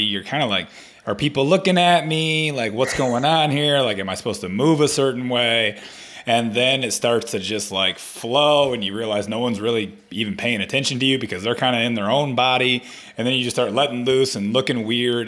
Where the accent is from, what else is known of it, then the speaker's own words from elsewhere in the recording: Flint, Michigan, United States; I grew up in Flint, Michigan